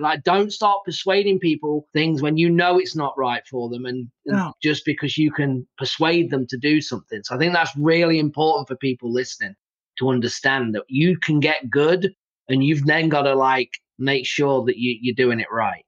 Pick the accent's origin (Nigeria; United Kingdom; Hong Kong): United Kingdom; England; now in United States; I'm from England, so I've got an accent